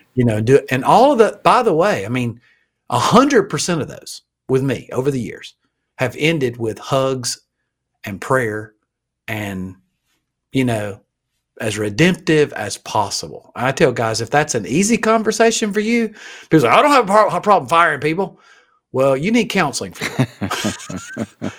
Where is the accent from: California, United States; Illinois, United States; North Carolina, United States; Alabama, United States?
Alabama, United States; I'm from Alabama